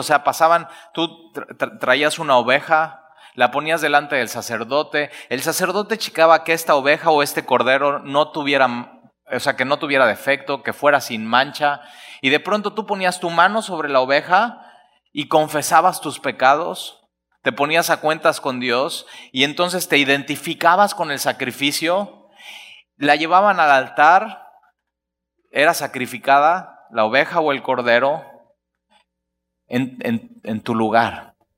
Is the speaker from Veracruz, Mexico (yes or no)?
yes; Alvarado, Veracruz, Mexico; Es que soy de Alvarado